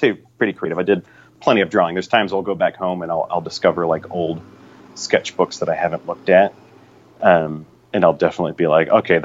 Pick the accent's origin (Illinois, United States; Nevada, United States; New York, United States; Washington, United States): Washington, United States; Spokane; also born or lived in California; now in Seattle, United States; we're originally from California, but grew up in Spokane, which is in eastern Washington